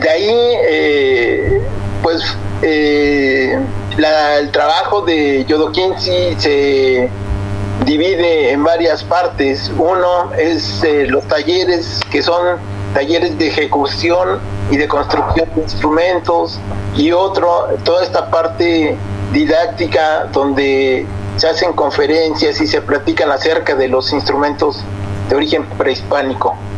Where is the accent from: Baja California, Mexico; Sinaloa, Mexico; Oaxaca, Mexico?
Oaxaca, Mexico; now in Mexico City, Mexico; la familia es de Oaxaca, nosotros somos de Oaxaca